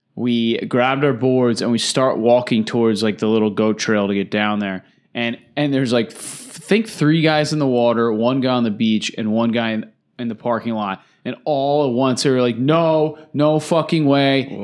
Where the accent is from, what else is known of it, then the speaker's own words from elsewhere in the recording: New Jersey, United States; we're from New Jersey.